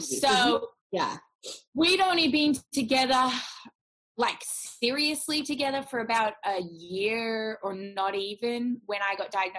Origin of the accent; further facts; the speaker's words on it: Perth, Western Australia, Australia; We're both from Perth, Western Australia.